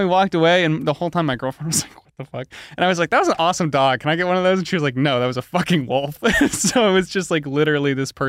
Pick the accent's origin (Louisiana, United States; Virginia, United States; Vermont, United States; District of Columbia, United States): Vermont, United States; I'm from Vermont